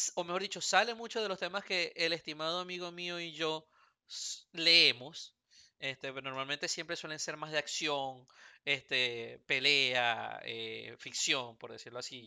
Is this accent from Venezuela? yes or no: yes; Venezuela; now in Houston, United States; nací en Venezuela